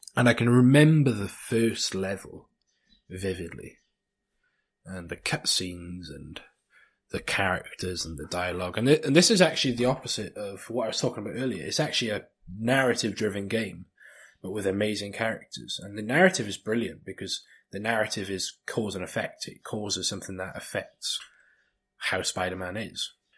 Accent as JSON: {"language": "English", "region": "South Wales", "country": "United Kingdom", "said": "in South Wales"}